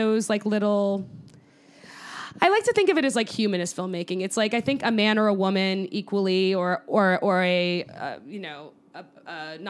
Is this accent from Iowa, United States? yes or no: no; Connecticut, United States; Yeah, I based it around where I grew up in Connecticut